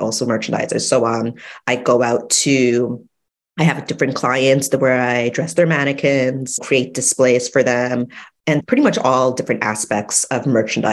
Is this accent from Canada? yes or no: yes; Toronto, Ontario, Canada; My background is Jamaican, but I was born in Canada, Toronto